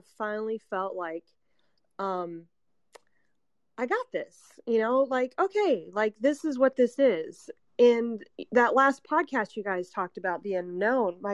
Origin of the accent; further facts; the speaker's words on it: Kernersville, North Carolina, United States; my hometown in Kernersville, North Carolina